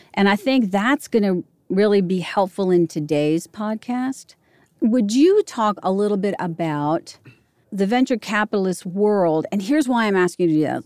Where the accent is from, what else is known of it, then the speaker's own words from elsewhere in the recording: Arlington, Virginia, United States; now in Nashville, United States; I grew up in Arlington